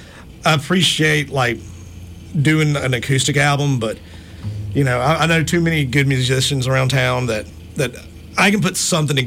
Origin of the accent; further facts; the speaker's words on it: Gulf Coast, United States; Growing up on the Gulf Coast, especially growing up like doing junior sailing and racing at the yacht club and stuff, it was like … was everywhere.